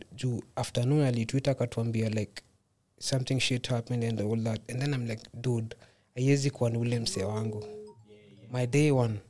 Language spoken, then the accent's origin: English; Machakos, Machakos County, Kenya; Born and bred, Machakos. Actually, ask me what the K stands for.